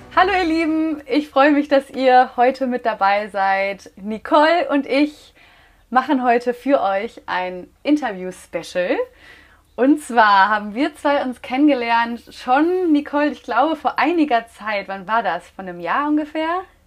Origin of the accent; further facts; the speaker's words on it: Münster, North Rhine-Westphalia, Germany; moved away as an adult; now in Mallorca, Spain; Ich komme ursprünglich aus Münster, lebe seit jetzt gut anderthalb Jahren auf Mallorca